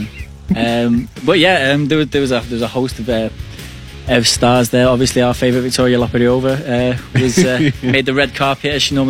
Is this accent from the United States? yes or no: no; England, United Kingdom; as an Englishman